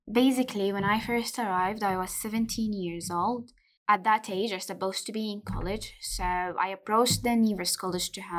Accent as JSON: {"language": "English", "country": "Sudan", "moved": "yes", "lives_now": "United Kingdom", "said": "I am a refugee and I'm from Sudan."}